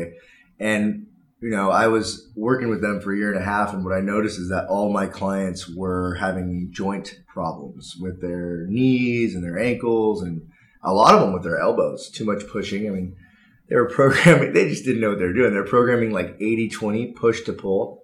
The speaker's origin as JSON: {"language": "English", "town": "Newport Beach", "region": "California", "country": "United States", "tie": "born or raised there", "said": "I grew up in Newport Beach"}